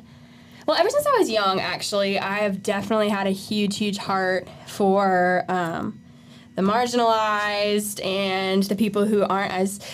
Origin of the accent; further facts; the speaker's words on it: Simpsonville, South Carolina, United States; I am from Simpsonville. I've been there for the past 10 years of my life. That's where all my formative years are. So I say that's where I grew up now.